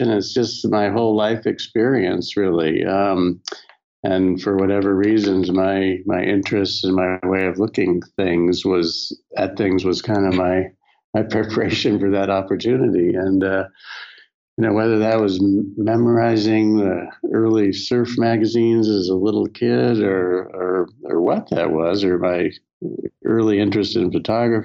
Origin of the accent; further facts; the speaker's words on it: Southern California, United States; spending a lot of time growing up in Southern California and around the surf and skate worlds